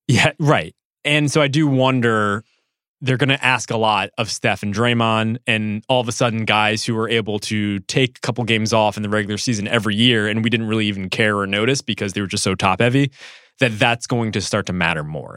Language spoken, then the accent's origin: English; Connecticut, United States; I grew up in Connecticut